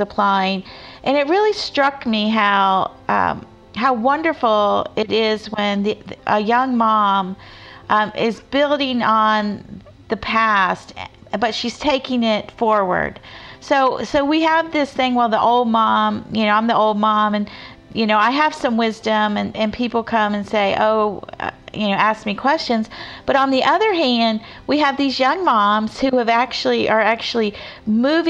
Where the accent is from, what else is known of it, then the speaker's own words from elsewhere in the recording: Florida, United States; grew up in Florida